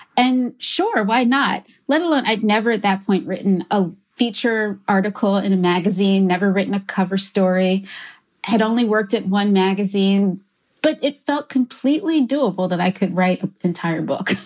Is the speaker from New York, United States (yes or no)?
no; Philadelphia, Pennsylvania, United States; also born or lived in Brooklyn; I am from Philadelphia